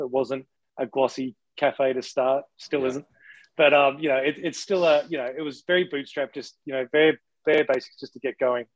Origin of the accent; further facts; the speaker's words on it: Australia; now in Canada; something we grew up with in Australia